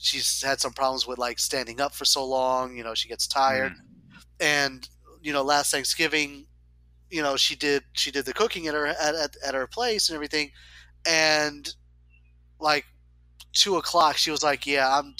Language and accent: English; Florida Panhandle, United States; also born or lived in Spain; growing up in Florida and having Christmases in Florida. So in the panhandle, it got cold, right?